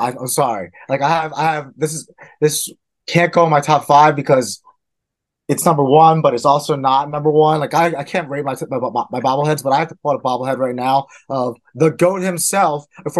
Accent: Philadelphia, Pennsylvania, United States; I am from Philadelphia.

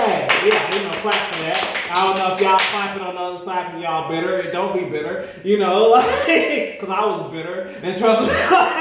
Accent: Miami, Florida, United States; also born or lived in Birmingham, Alabama; She's from Mobile. I'm from Miami and Birmingham.

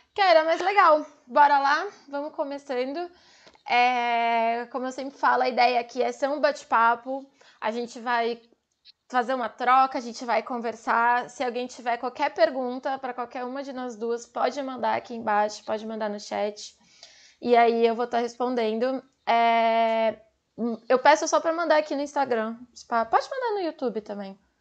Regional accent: São Paulo, Brazil; Eu sou de São Paulo

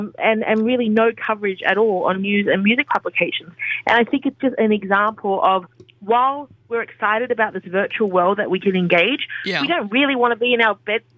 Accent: Australia; moved away as an adult; now in New York, United States; And as an Australian in New York, I complain consistently about how cold it is because it's so different to our winters.

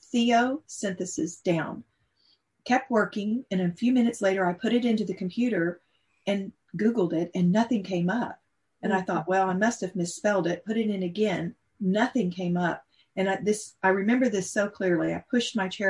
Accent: Texas, United States; accent: Texas; I could really break into my Texas accent. I'm just a small town girl from a little town in Texas

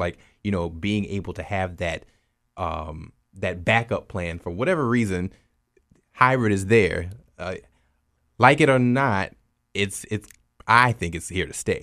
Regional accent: Opelousas, Louisiana, United States; I'm originally from Opelousas

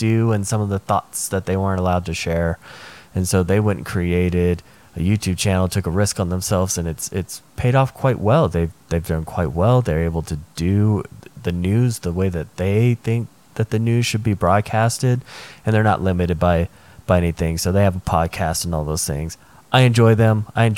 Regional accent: United States

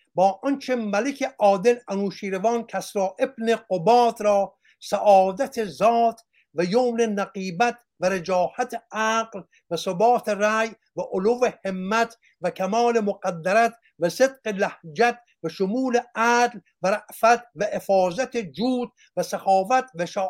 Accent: Iran; moved away; also born or lived in Australia; من ایرانیم

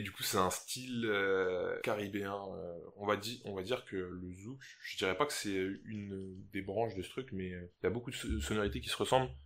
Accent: St. Martin; on est français à Saint-Martin

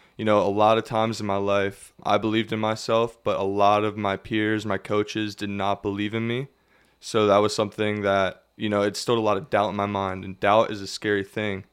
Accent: Lebanon, Pennsylvania, United States; born and raised in Lebanon, Pennsylvania.

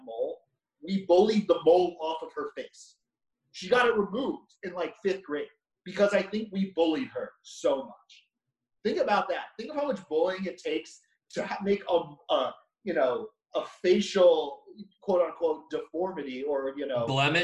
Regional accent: Long Island, New York, United States; I'm from Long Island, so like I live a mile away from the North Shore

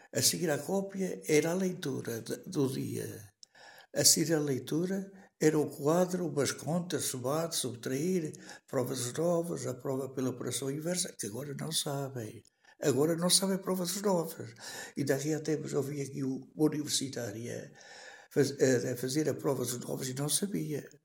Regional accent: Canas de Senhorim, Viseu, Portugal; Nasci em Canas Senhorinho

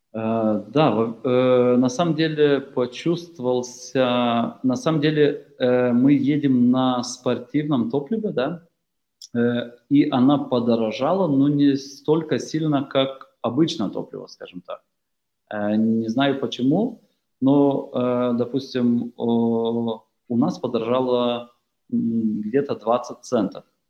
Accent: Lithuania

